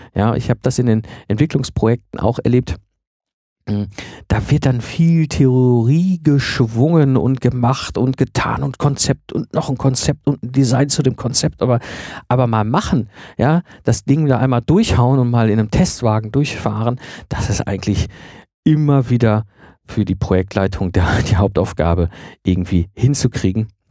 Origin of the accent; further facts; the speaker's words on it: Germany; für uns als Deutsche